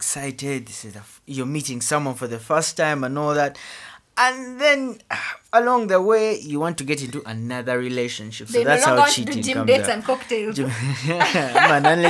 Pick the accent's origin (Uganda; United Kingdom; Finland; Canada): Uganda; Buganda; I'm a Muganda from the Njovu clan.